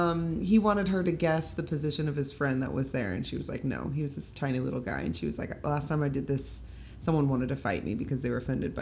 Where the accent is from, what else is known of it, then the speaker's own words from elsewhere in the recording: Kansas City, Missouri, United States; moved away as an adult; also born or lived in California; I'm from Kansas City, Missouri, originally. So, Midwest girl. My mom's from out here, though